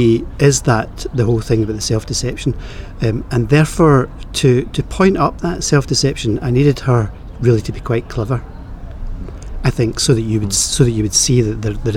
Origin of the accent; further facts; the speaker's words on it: Clydebank, Scotland, United Kingdom; I am Scottish, I'm from Clydebank